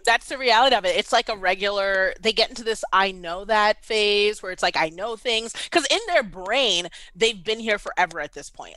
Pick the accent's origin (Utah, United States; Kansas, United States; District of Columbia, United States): District of Columbia, United States; Washington; moved away as an adult; also born or lived in Baltimore, Maryland; now in Atlanta, United States; I was born and raised in D C